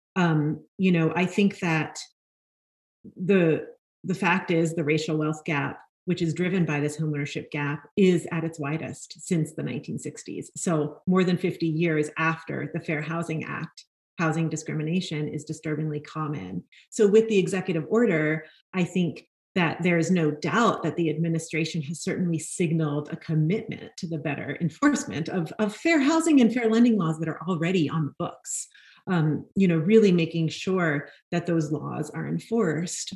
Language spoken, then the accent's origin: English; New York City, New York, United States; I grew up in Brooklyn, New York, and I am a fourth generation New Yorker